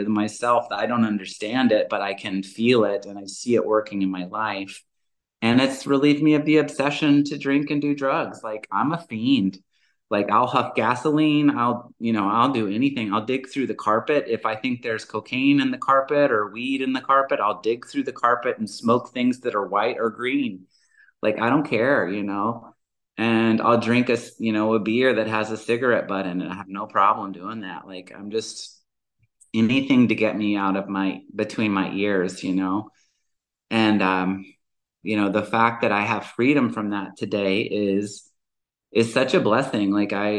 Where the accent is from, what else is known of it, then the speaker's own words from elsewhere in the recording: the South, United States; moved away; also born or lived in Georgia / Alabama / Montana; And I'm originally from the South. I was born and raised in Georgia and Alabama.